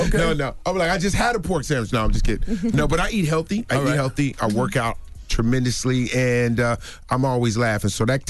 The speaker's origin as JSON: {"language": "English", "town": "Newark", "region": "New Jersey", "country": "United States", "said": "I'm originally from Newark, New Jersey, Brick City."}